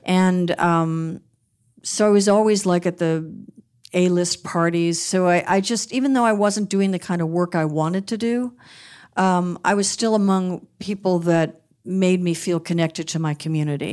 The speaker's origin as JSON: {"language": "English", "town": "Beverly Hills", "region": "California", "country": "United States", "tie": "born or raised there", "also_born_or_lived": "Westwood, Los Angeles", "said": "Growing up in Beverly Hills"}